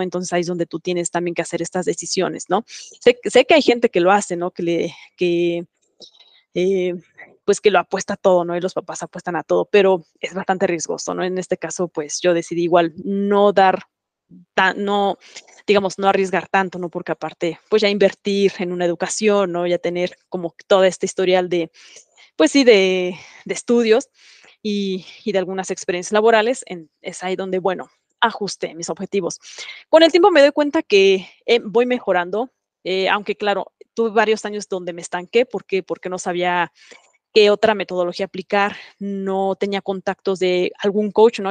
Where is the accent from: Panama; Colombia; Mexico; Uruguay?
Mexico; moved away; soy mexicana